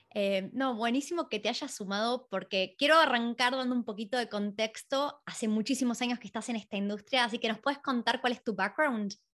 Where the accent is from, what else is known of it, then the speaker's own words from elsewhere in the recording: Argentina; now in Australia; en Argentina, nosotros somos de ahí